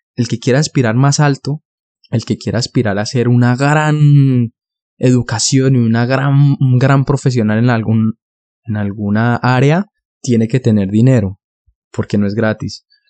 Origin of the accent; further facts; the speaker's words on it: Bogotá, Colombia; now in Denmark; yo soy originario de Colombia, yo soy de la ciudad de Bogotá